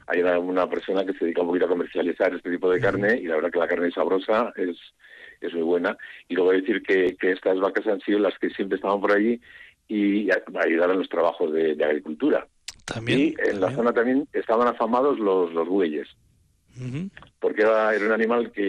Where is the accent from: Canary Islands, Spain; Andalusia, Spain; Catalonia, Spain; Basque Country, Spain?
Basque Country, Spain; Archua; yo soy de Anchúa, ¿eh? pero bueno, de la Junta de Luna, sí.